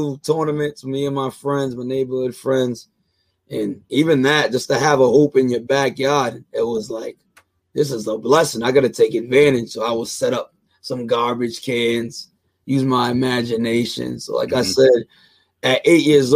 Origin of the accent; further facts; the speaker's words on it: United States; I grew up in the Bay Village with my grandmother and my mother